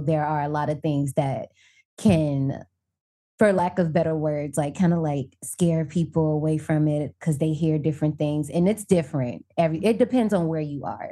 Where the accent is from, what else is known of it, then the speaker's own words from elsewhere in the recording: Indiana, United States; also born or lived in Tokyo, Japan; now in DMV area, United States; I'm originally from Indiana, but I'm living in the D M V area right now